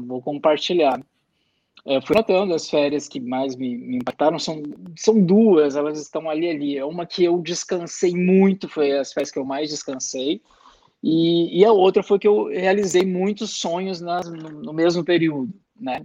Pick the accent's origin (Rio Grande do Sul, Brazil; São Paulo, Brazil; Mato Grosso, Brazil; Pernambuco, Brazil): Rio Grande do Sul, Brazil; Eu sou gaúcho